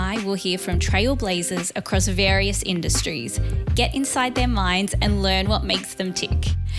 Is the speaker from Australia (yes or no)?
yes; Melbourne, Victoria, Australia; I'm a creative from Melbourne